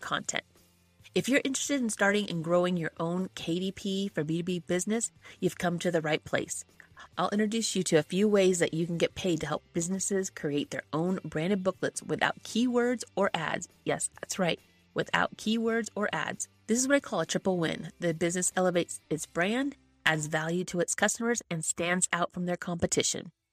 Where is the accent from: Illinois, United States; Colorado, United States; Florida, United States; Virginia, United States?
Colorado, United States; I'm from Colorado.